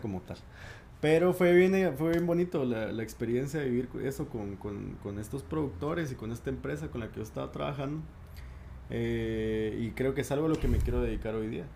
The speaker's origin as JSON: {"language": "Spanish", "country": "Guatemala", "said": "en mi país tenemos varias residencias"}